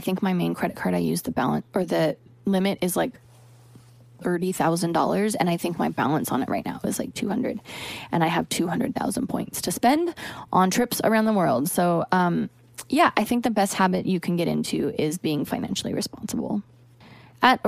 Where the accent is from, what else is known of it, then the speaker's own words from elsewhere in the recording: the Northwest, Pacific Northwest, United States; now in Los Angeles, United States; Growing up in the Northwest, I know all about rain and gloom all the time